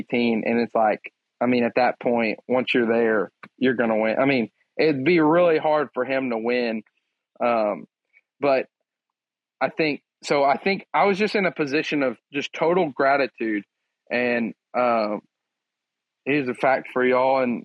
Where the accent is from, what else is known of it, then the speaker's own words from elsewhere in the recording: Crockett, Texas, United States; I'm from Crockett, Texas